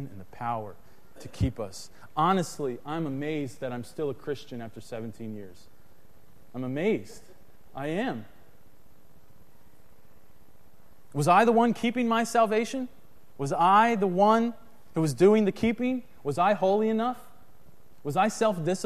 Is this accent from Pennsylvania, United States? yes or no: yes; Harrisburg, Pennsylvania, United States; when I was a kid, my family, we grew up in Harrisburg, Pennsylvania